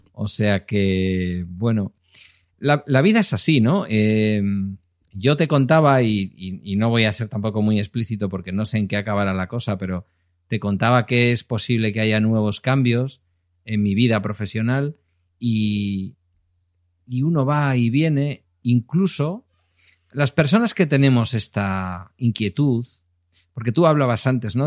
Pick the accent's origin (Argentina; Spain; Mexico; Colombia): Spain; Galdakao, Basque Country; cuando ya me presenté a, alcalde en mi pueblo